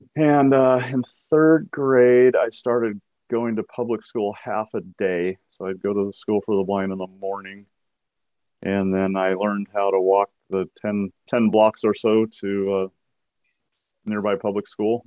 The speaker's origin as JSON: {"language": "English", "region": "Washington", "country": "United States", "tie": "born or raised there", "also_born_or_lived": "Aberdeen, Washington / Bellingham, Washington", "said": "I was born in Aberdeen, Washington"}